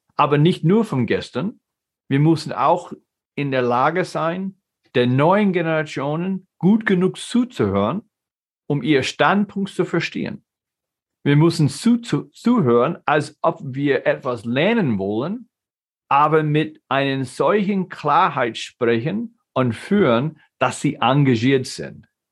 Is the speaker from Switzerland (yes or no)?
no; United States; German is a second language; moved away as an adult; now in Germany; Ich bin ein geborener Amerikaner, aber lebe in Deutschland seit 95.